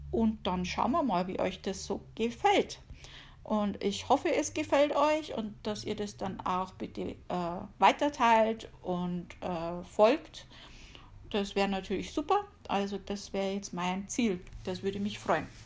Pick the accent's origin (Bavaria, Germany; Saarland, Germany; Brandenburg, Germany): Bavaria, Germany; accent: Bavarian; man hört's, ich komme aus Bayern. {S255} {S0} um genauer zu sein, aus der Oberpfalz hauptsächlich. Äh, ich habe zwar auch schon mal in Nürnberg gewohnt, aber hauptsächlich so Amberg, Sulzbach, Regensburger Gegend. Ja, da bin ich aufgewachsen.